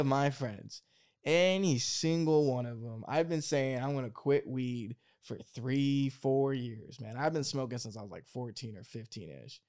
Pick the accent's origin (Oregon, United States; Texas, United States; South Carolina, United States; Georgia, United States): Oregon, United States; I grew up in Oregon in the woods